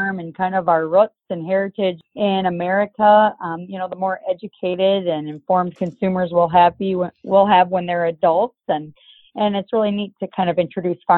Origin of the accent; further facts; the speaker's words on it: South Dakota, United States; I'm a rancher from South Dakota.